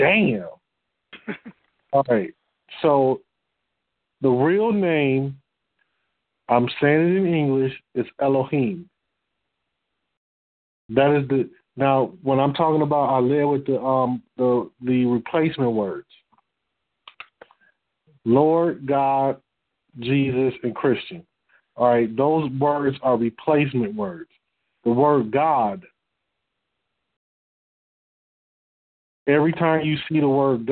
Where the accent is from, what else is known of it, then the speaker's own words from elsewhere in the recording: Detroit, Michigan, United States; I'm from Detroit.